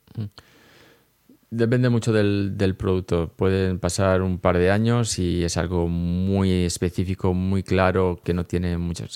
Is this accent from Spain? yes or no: yes; Elche, Valencian Community, Spain; moved away as an adult; now in Lausanne, Switzerland; yo soy un ilicitano de Elche, eh, afincado aquí en Suiza de hace una buena década.